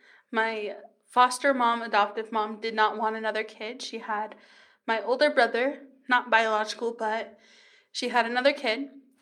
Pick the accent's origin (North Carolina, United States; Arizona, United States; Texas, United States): Arizona, United States; Kingman; born there; I don't actually know what to tell them just because I'm from all over.